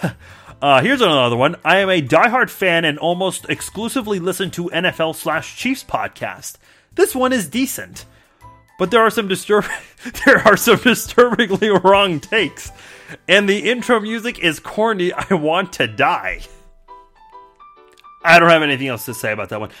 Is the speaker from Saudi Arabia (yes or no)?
no; Iran; I'm from Iran, not Iraq